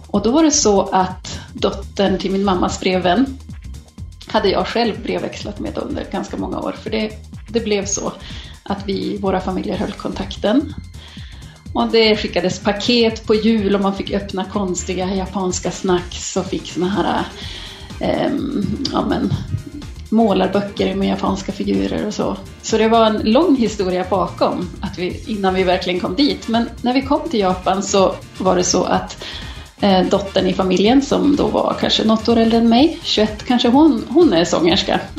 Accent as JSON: {"language": "Swedish", "region": "Norrland", "country": "Sweden", "said": "jag kommer från Norrland"}